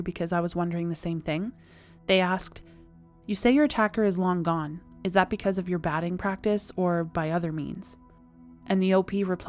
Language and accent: English; Canada; I am That Canadian.